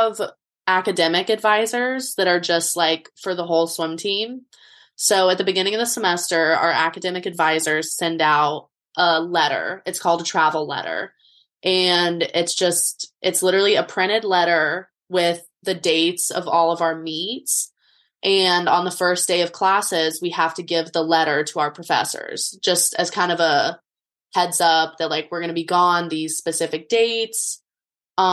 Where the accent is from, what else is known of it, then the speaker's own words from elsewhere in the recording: Boulder, Colorado, United States; moved away as an adult; now in Los Angeles, United States; I'm from Boulder, Colorado, and I'm a junior